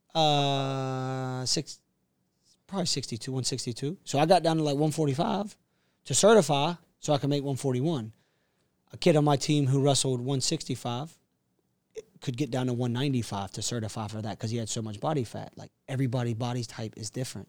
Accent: Castle Hayne, North Carolina, United States; moved away as an adult; also born or lived in Atlanta, Georgia; from Castle Hain, North Carolina, which is the east coast of the U S

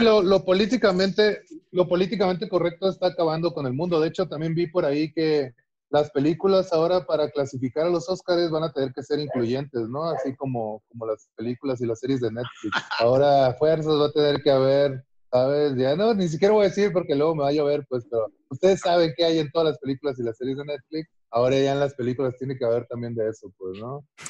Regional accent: Ciudad Constitución, Baja California Sur, Mexico; now in Mexico City, Mexico

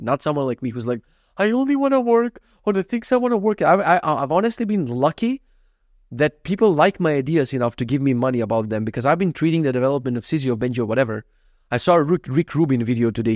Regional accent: North Macedonia; moved away; I come from Macedonia

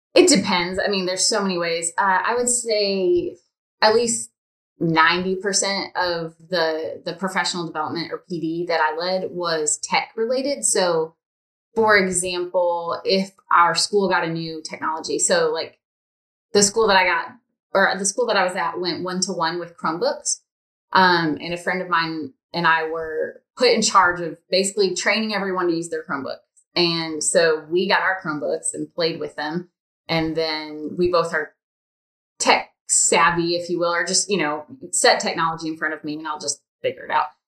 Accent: Michigan, United States; moved away as an adult; also born or lived in Indiana; now in Alabama, United States; I'm from Michigan, and then we moved to Alabama.

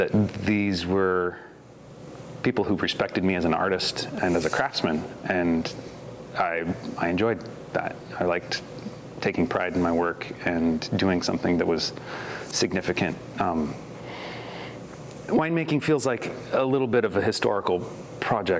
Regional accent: McMinnville, Oregon, United States; growing up in McMinnville

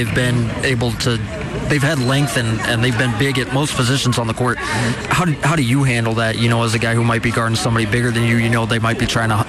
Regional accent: Washington, District of Columbia, United States; now in Montana, United States; Enjoy my hometown.

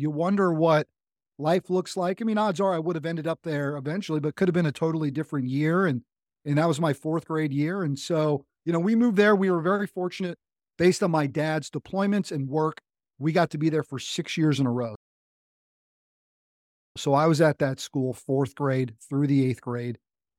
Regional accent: North Carolina, United States; Military kid. You know, people, where you're from, like, I'm from America. I'm like, yeah, but, you know, North Carolina is my home state.

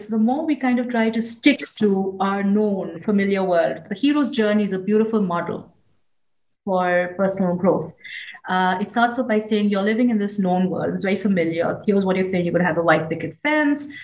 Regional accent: India; I grew up in India

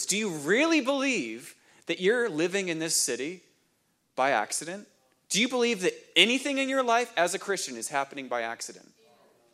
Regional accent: New Hampshire, United States; moved away; I grew up in New Hampshire

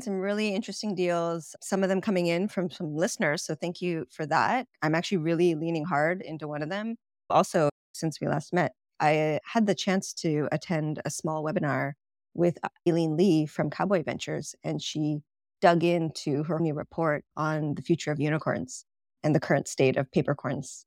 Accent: Canada; moved away; I'm from Canada

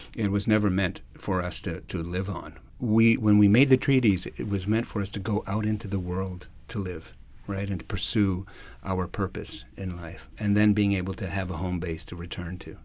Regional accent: Sucker Creek Cree First Nation, Alberta, Canada; also born or lived in Edmonton; I come from the Sucker Creek Cree First Nation.

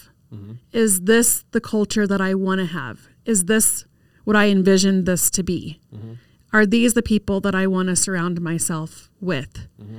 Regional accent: Kansas City, Missouri, United States; also born or lived in Colorado Springs; So I'm native Colorado Springs. I was born in Colorado Springs, but grew up in Kansas City.

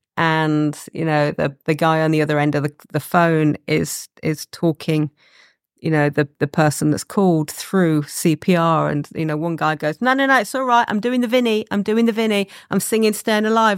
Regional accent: Leicester, East Midlands, United Kingdom; I'm from Leicester. Uh, my mum and dad had a store on Leicester Market

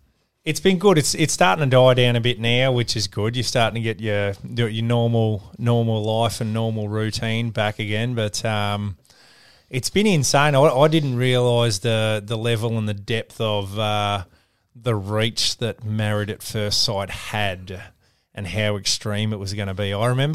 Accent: Brisbane, Queensland, Australia; Oh, well, I grew up in Brisbane. So I was in the northern suburbs, out Strathpine Way, and, you know, normal suburban sort of upbringing.

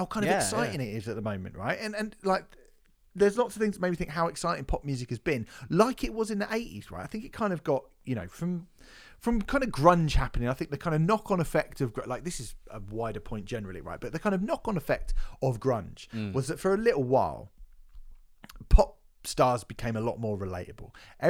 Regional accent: Coventry, West Midlands, United Kingdom; Because I'm from Coventry. I'm a working class kid from Coventry.

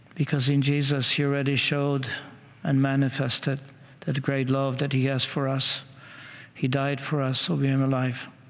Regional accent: Washington, District of Columbia, United States; I come from Washington, D.C. area

